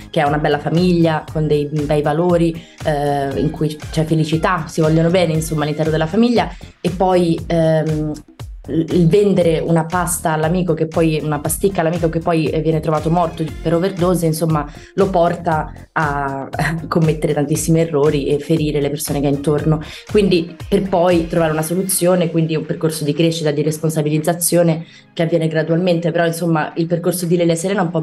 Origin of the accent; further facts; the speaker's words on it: Milan, Lombardy, Italy; now in Rome, Italy; le persone dicono che sono una milanese un po' atipica, perché preferisco, nel senso si tratta comunque di due grandi città, però Milano è molto frenetica, no? Io preferisco, ho trovato una dimensione abbastanza tranquilla a Roma